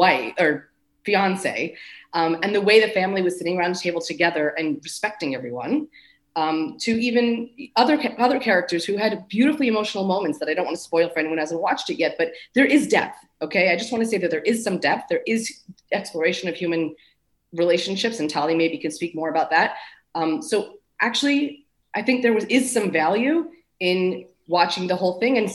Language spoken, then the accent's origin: English; New Jersey, United States; I'm from Jersey